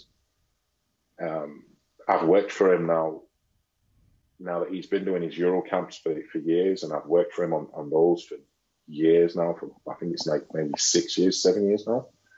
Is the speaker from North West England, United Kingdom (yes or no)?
yes; Manchester, North West England, United Kingdom; moved away as an adult; also born or lived in Oldham; I'm from Manchester